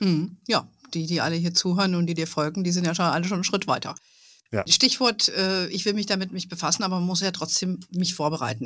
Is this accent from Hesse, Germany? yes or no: yes; Hesse, Germany; moved away; in Hessen lebt, äh, wo ich früher, wo ich aufgewachsen bin.